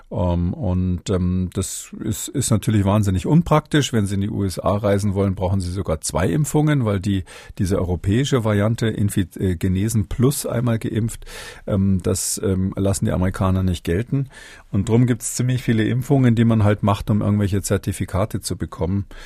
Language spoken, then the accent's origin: German; Swabia, Germany; Aber ich bin kein Sachse, ich bin Schwabe.